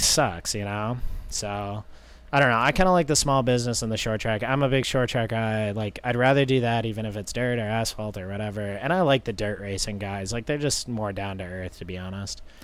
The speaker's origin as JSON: {"language": "English", "town": "Tamworth", "region": "New Hampshire", "country": "United States", "moved": "yes", "lives_now": "North Carolina, United States", "said": "we're from Tamworth, so it's like anywhere is a haul."}